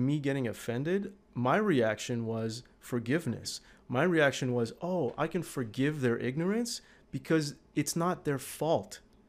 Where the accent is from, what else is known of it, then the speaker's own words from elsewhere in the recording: Canada; English is a second language; also born or lived in Iran / Turkey; I was born in Iran and then we moved as refugees to Turkey. And then as refugees, the UN sent us to Canada. We had no choice. They sent us here.